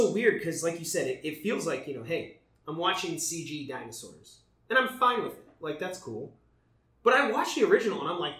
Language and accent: English; Granger, Indiana, United States; now in Los Angeles, United States; And we are from Indiana.